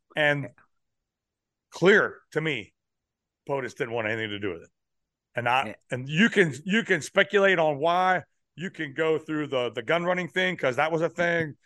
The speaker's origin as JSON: {"language": "English", "town": "Pittsburgh", "region": "Pennsylvania", "country": "United States", "tie": "born or raised there", "also_born_or_lived": "California", "moved": "yes", "lives_now": "South Carolina, United States", "said": "So I was born in California, but when I was seven years old, I was in Pennsylvania"}